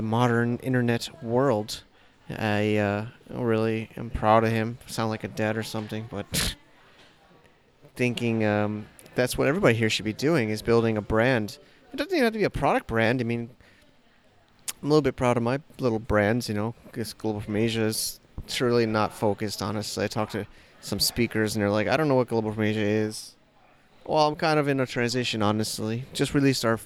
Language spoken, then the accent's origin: English; United States; moved away; I'm saying that as an American.